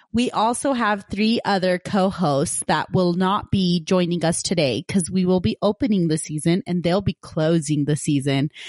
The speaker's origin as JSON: {"language": "English", "region": "Punjab", "country": "India", "moved": "yes", "said": "I'm originally from Punjab, India"}